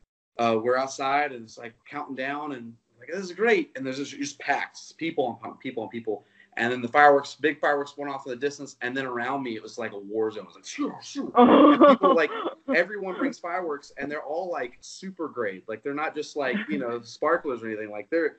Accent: Georgia, United States; I grew up in Georgia where you're not allowed to have fireworks anyway.

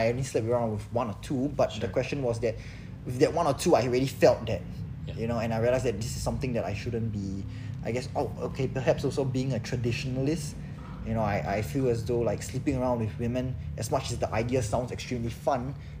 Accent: Singapore; in few places, as a Singaporean male.

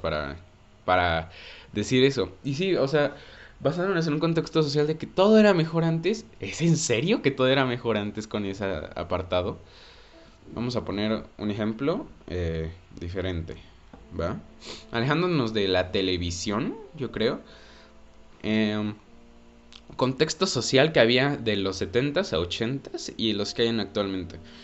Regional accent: Mexico; todos los que somos cineastas mexicanos

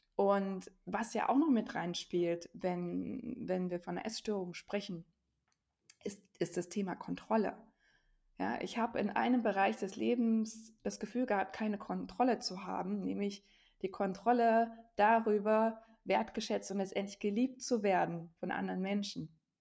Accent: Thuringia, Germany; also born or lived in near Stuttgart / near Jena; bin Thüringerin und lebe aber inzwischen an zwei Standorten, nämlich in der Nähe von Stuttgart auch, da wo mein Mann herkommt, und in der Nähe von Jena.

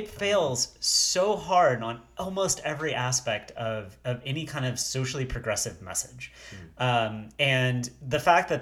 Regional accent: Deep South, south of New Orleans, Louisiana, United States; I grew up in Deep South. South of New Orleans

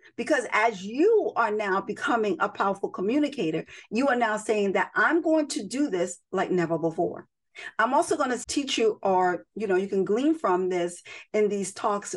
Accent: New York City, New York, United States; I'm a girl from the Bronx

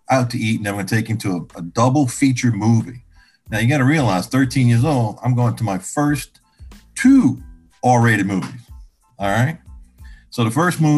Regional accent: Chalmette, Louisiana, United States; I'm from the New Orleans metro area, small town right outside of New Orleans, about 5 minutes, called Chalmette, Louisiana, down in the parish

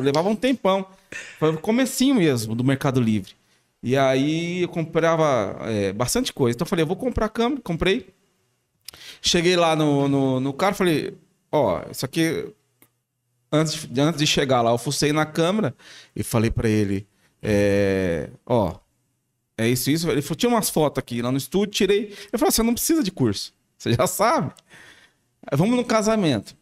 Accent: São Paulo, Brazil; moved away as an adult; also born or lived in Araraquara; now in Batatais, Brazil; Eu sou de São Paulo.

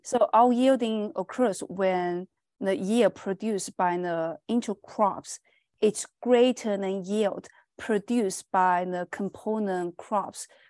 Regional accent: China; moved away as an adult; also born or lived in Nova Scotia, Canada / Saskatchewan, Canada; now in Canada; I'm from China, and I finished my bachelor degree from Fujian Agriculture and Forestry University in China.

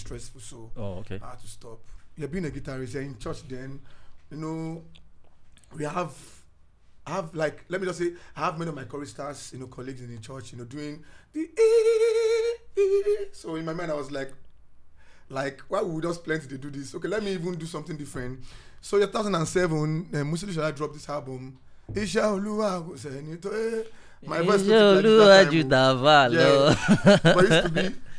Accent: Isoko, Delta, Nigeria; I'm from Delta State, Soko. I be Soko boy now

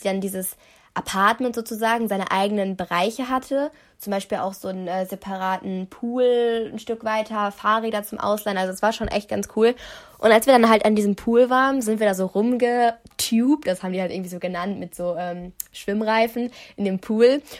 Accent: Germany; ich wohne da seit immer, schon immer

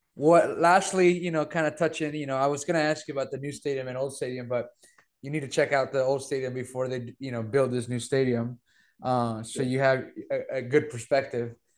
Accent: Monterrey, Nuevo León, Mexico; moved away; growing up in Monterrey

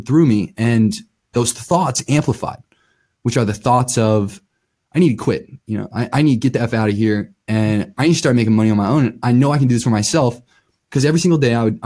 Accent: Akron, Ohio, United States; moved away as an adult; also born or lived in Colorado; born and raised in Akron, Ohio.

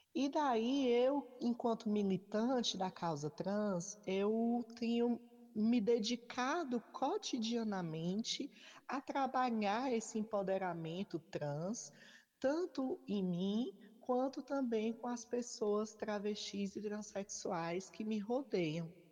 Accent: Fortaleza, Ceará, Brazil; sou travesti, sou de Fortaleza

